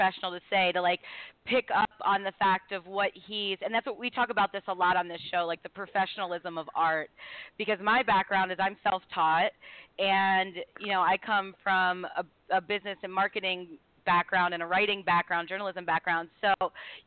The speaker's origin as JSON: {"language": "English", "town": "Baltimore", "region": "Maryland", "country": "United States", "moved": "yes", "lives_now": "Buffalo, United States", "said": "I'm from Baltimore"}